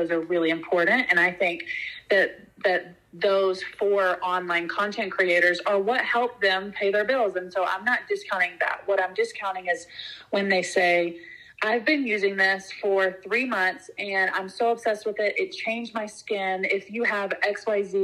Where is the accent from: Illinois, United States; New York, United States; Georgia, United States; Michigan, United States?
Georgia, United States; the people that I grew up with and know from growing up in Georgia